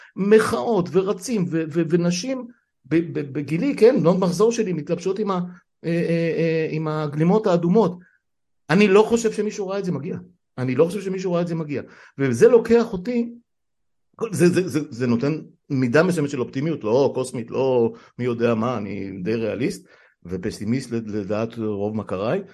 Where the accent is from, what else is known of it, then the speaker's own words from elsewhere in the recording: Israel; אני נולדתי פה בארץ